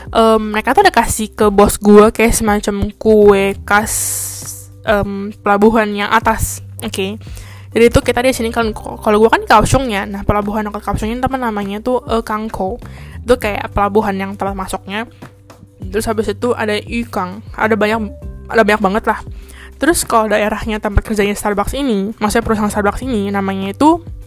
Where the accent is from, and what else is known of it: Indonesia; moved away as an adult; also born or lived in Kaohsiung, Taiwan; now in Taiwan